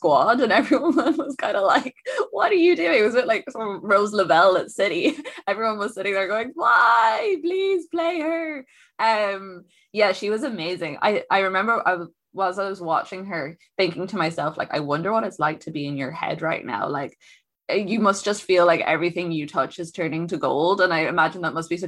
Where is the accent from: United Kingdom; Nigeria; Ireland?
Ireland; I come from Ireland.